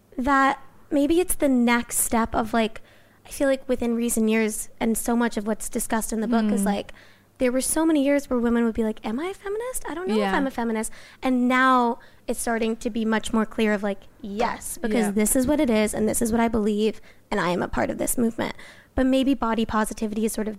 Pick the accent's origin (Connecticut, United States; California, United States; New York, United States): California, United States; Los Angeles; I grew up